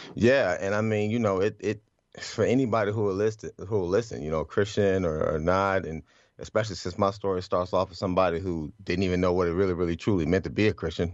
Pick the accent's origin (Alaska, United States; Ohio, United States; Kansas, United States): Ohio, United States; Cleveland; I grew up in Cleveland